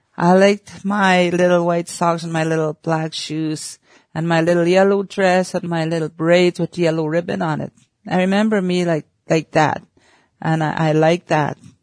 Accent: Oxford House, Manitoba, Canada; I was born and raised in Oxford House, Manitoba, in the northern Manitoba, a small community.

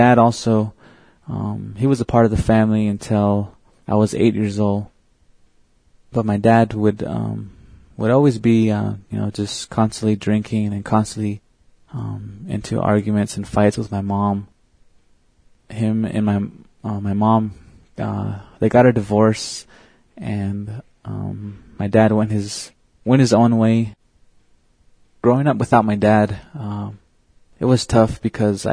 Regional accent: Red Lake, Arizona, United States; I'm from the Navajo Reservation. I live at a little town called Red Lake, Arizona, and I was born and raised there.

